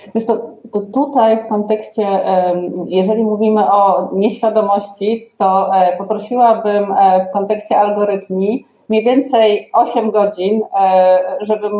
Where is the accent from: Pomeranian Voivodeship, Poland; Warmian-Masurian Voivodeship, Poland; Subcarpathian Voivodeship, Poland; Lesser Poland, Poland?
Subcarpathian Voivodeship, Poland; Ustrzyki Dolne; born or raised there